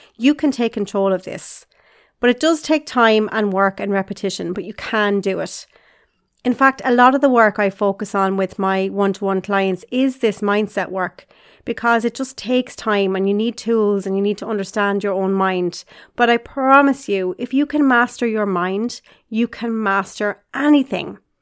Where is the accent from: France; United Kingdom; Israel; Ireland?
Ireland; Carlow, Leinster; I grew up in Carlow in Ireland with my mom and dad and my two sisters